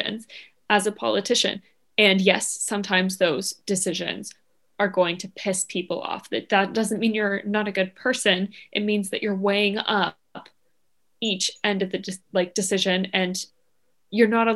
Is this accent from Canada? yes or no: yes; Canada; moved away; I'm Canadian